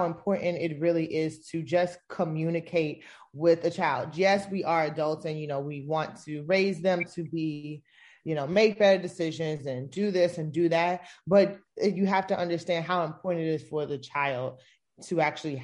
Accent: South Florida, United States; moved away as an adult; also born or lived in Tampa, Florida / Georgia; I grew up in South Florida

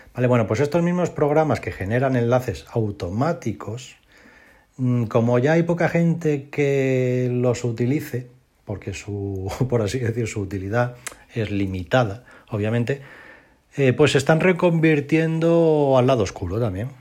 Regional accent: Spain; de toda la vida de Dios hemos llamado en España

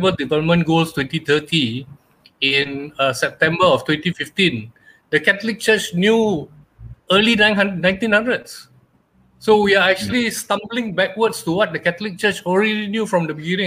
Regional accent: Malacca, Malaysia; now in Selangor, Malaysia; I originate from Malacca, transported to Selangor in 1988 or so

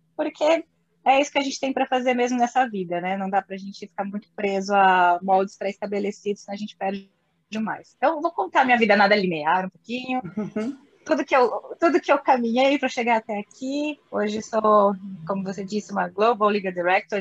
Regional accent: Ourinhos, São Paulo, Brazil; accent: caipira; moved away; also born or lived in Brasília; eu sou aquela guria lá que veio do interior de São Paulo, de Ourinhos, sou bem caipira pirapora

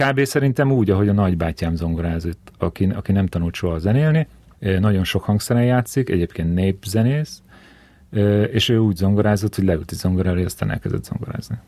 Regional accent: Keszthely, Zala, Hungary; ez egy kisváros, Keszthely, ahol születtem

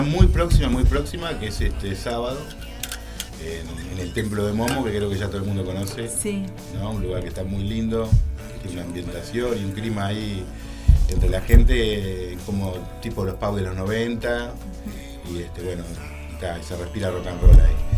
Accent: Montevideo, Uruguay; yo soy de Montevideo

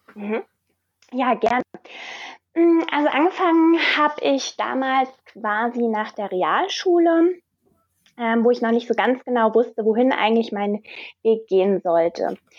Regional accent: Wiesbaden, Hesse, Germany; Ich komme aus Wiesbaden

